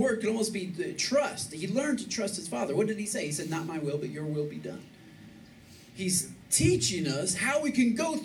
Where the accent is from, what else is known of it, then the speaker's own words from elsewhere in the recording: Michigan, United States; moved away as an adult; now in Texas, United States; I'm from Michigan